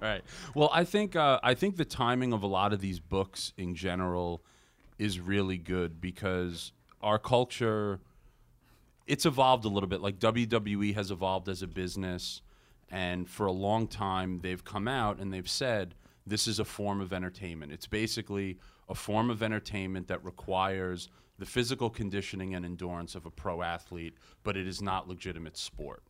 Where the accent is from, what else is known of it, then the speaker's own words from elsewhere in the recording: Long Island, New York, United States; growing up on Long Island